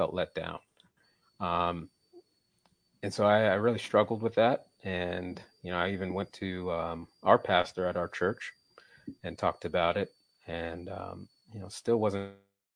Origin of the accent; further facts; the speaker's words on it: Washington, D.C., East Coast, United States; I was born in Washington, D.C., grew up on the East Coast